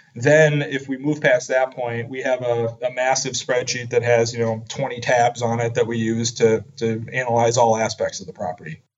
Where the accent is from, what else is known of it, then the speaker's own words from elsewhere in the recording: Madison, Wisconsin, United States; moved away as an adult; also born or lived in San Francisco area, California; I grew up in Madison, Wisconsin